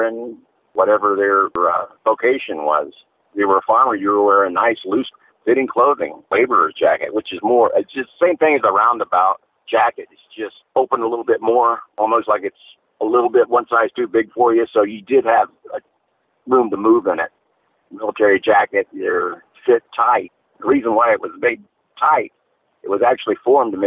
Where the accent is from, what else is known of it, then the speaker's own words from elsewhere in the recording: Florida, United States; born and raised in Florida